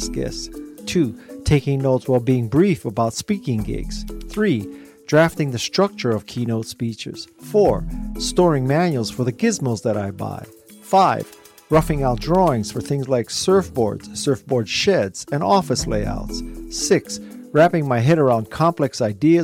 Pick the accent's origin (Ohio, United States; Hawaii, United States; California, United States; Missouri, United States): Hawaii, United States; accent: pidgin; why should I have to try to lose my pidgin accent?